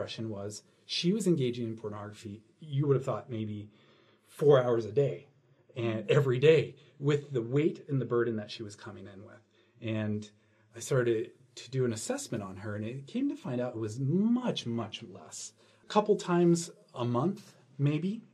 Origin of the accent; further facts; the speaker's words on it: San Francisco, California, United States; I'm from San Francisco area